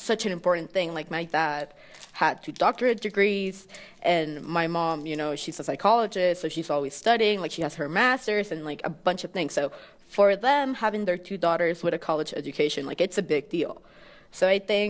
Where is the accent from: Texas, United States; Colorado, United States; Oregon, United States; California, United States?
Texas, United States; Houston; moved away as an adult; also born or lived in Mexico City, Mexico; now in Mexico; I was born in Mexico City, but I was raised in Texas